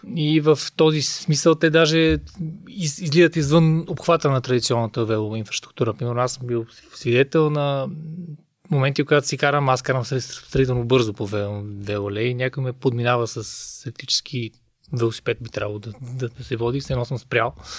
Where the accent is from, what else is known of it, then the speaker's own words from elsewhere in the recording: Sofia, Sofia City, Bulgaria; съм софиянец